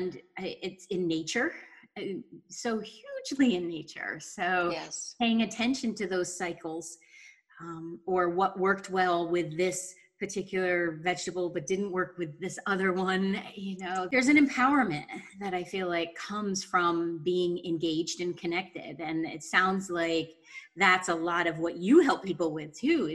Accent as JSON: {"language": "English", "town": "Pine Plains", "region": "New York", "country": "United States", "tie": "born or raised there", "said": "I grew up in Pine Plains"}